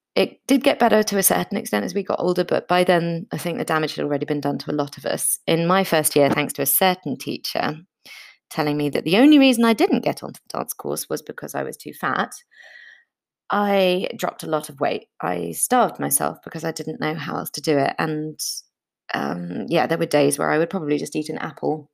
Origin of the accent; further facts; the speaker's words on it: London, United Kingdom; I was born in London to an Austrian mother and a very British father